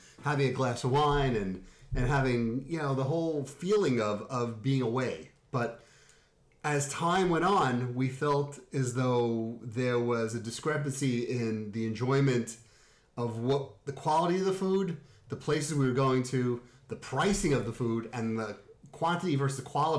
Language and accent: English; New York, United States; now in Connecticut, United States; because we came from New York and we loved the food there. And when we moved out to Connecticut years later, we found that there was nowhere to go.